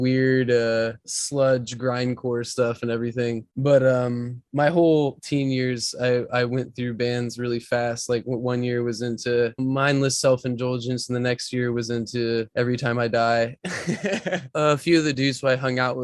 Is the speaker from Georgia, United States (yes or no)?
yes; Marietta, Georgia, United States; I grew up in Marietta, Georgia, which is like 25, 30 minutes north of Atlanta